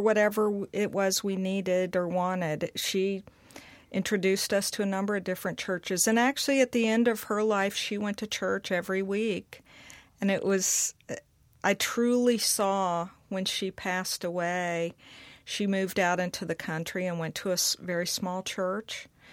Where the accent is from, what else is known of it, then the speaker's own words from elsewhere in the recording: Mississippi, United States; growing up in Mississippi